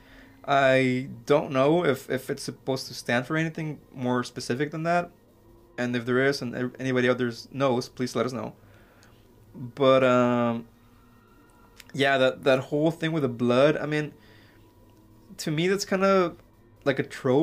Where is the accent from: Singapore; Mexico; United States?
Mexico; I was born in Mexico